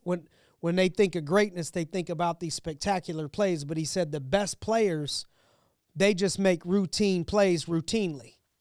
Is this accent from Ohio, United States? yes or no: yes; Youngstown, Ohio, United States; now in Pittsburgh, United States; I'm from Ohio, from Youngstown, Ohio